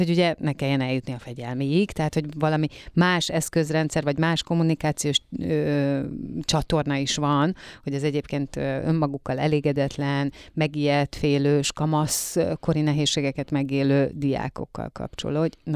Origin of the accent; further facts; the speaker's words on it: Kaposvár, Somogy, Hungary; Aki hogy, egy hogy kaposvári, úristen, vidéki vagyok. kaposvári okay